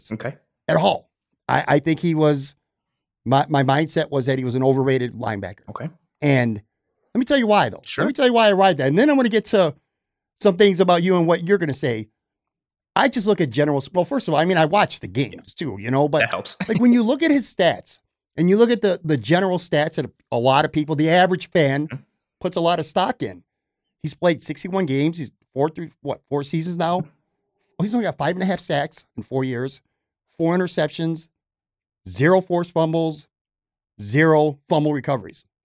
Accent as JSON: {"language": "English", "town": "Buffalo", "region": "New York", "country": "United States", "tie": "born or raised there", "also_born_or_lived": "Florida", "moved": "as an adult", "said": "I born and raised in Buffalo. I went to Florida for five years. I just came back this past summer"}